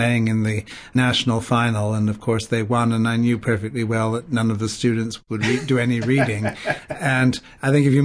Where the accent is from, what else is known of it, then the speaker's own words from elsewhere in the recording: Quebec, Canada; also born or lived in Paris, France / Cambridge, England; now in Birmingham, United States; I was born in Canada, in French Canada, to English parents, so grew up in a multicultural environment from the beginning.